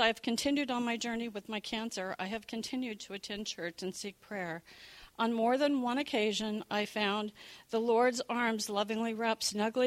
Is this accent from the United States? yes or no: yes; Beaverton, Oregon, United States; also born or lived in Southern California / Seattle; now in Beaverton, United States; I have come full circle since I was born and raised in Beaverton via Southern California and then to Seattle